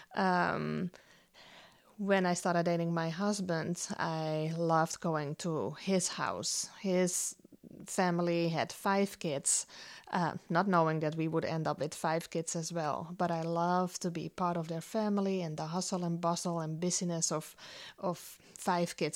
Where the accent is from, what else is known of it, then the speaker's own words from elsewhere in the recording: Netherlands; moved away as an adult; now in United States; I grew up in the Netherlands, um, was born and raised there